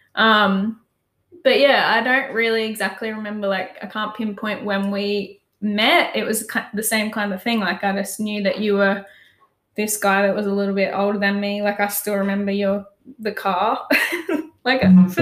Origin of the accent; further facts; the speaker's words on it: Pomona, Queensland, Australia; i grew up on the sunshine coast in queensland um, moved through a few different towns growing up, but um, ended up in a little town called Pomona